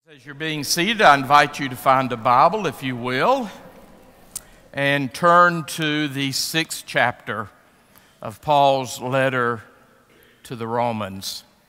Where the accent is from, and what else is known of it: United States